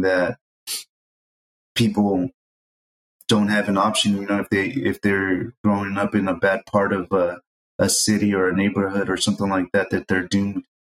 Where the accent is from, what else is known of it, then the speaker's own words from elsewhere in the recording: San Jose, California, United States; growing up in the East Side in San Jose